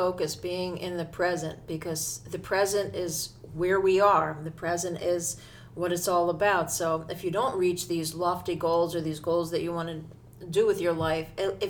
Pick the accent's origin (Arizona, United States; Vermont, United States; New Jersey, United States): New Jersey, United States; growing up in New Jersey, I never, ever went to New York for New Year's.